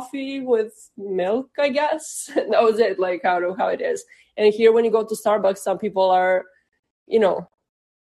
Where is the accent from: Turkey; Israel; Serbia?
Serbia; now in Boston, United States; Boston, Massachusetts, but originally from Serbia